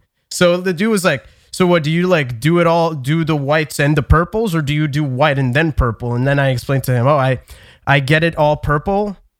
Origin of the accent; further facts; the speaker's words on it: Canada; I'm Canadian.